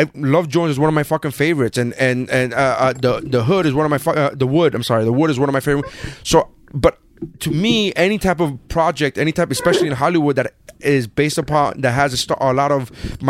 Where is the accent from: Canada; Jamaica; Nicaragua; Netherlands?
Nicaragua; now in Sweetwater, United States; I'm from Nicaragua